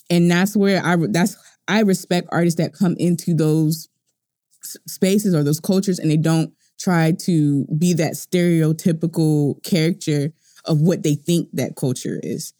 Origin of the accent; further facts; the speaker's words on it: United States; I'm an American